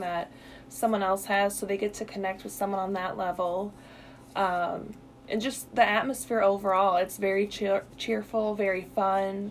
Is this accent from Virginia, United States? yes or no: no; Illinois, United States; moved away as an adult; now in Missouri, United States; I'm originally from Illinois